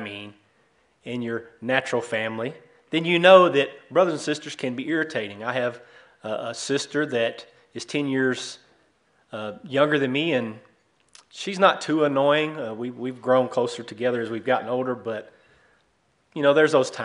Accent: East Texas, United States; moved away as an adult; now in Dover, United States; We're originally from East Texas, what I'd call God's country

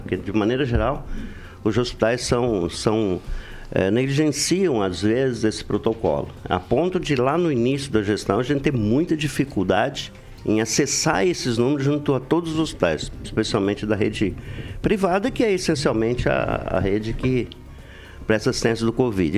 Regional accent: Brazil; crescemos junto lá no Alvorada

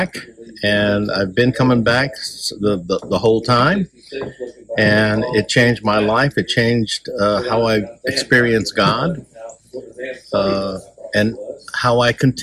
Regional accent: Flowood, Mississippi, United States; I am from Flowood, Mississippi.

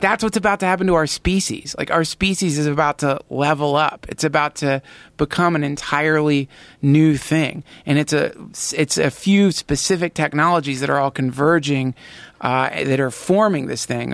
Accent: North Carolina, United States; I grew up in North Carolina.

